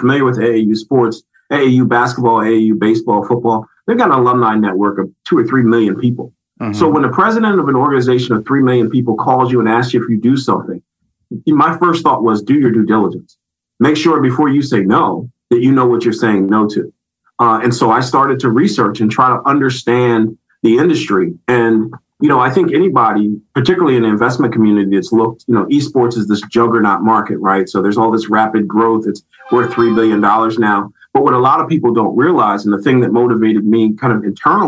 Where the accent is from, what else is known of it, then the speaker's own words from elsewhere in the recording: Philadelphia, Pennsylvania, United States; Well, it's crazy. So I'm from Philadelphia.